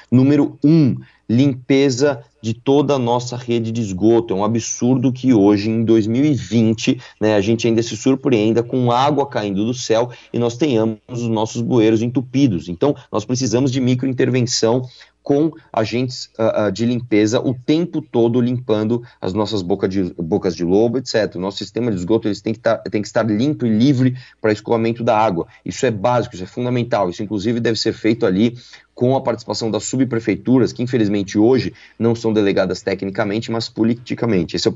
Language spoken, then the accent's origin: Portuguese; São Paulo, Brazil; nasci em São Paulo, cresci em São Paulo, trabalhei aqui a vida inteira